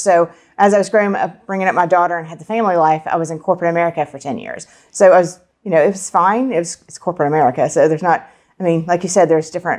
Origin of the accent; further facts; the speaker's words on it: Tennessee, United States; moved away as an adult; also born or lived in West Virginia / Kentucky / Charleston, South Carolina; now in Charlotte, United States; we lived in Kentucky, but quickly moved to Tennessee. I grew up in Tennessee, and then I went to college at Johnson Wells in Charleston. So ended up in Charlotte and met my husband and, of course, live here now.